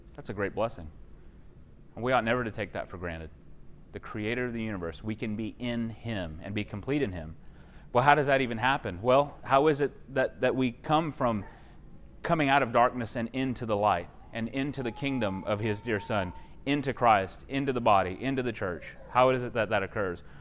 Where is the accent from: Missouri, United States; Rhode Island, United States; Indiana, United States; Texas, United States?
Texas, United States; I'm from Texas